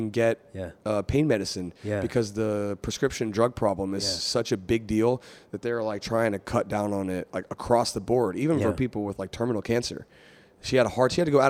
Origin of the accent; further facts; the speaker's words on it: West Virginia, United States; I'm from West Virginia, right?